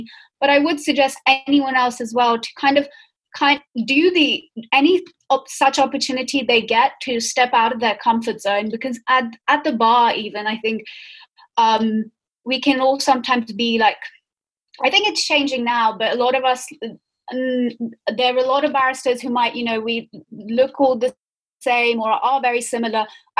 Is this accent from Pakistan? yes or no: yes; Pakistan; so I'm Pakistani, and actually one of the main reasons I wanted to do the Anglo-Israel scholarship was because I wanted to go work in Israel.